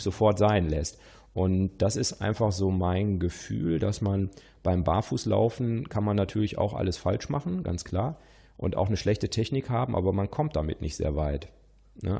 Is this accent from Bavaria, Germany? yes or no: no; Witten/Herdecke, North Rhine-Westphalia, Germany; now in Lower Rhine, Germany; ich stamme ja aus aus Wittenherdecke und ich wohne ja am Niederrhein